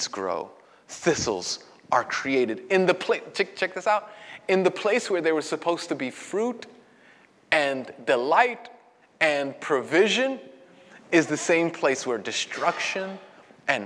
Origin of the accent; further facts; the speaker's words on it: New York City, New York, United States; I was born and raised in Brooklyn